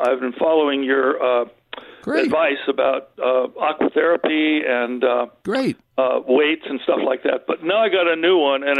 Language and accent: English; Los Angeles, California, United States; And I grew up in Cheviot Hills in Santa Monica.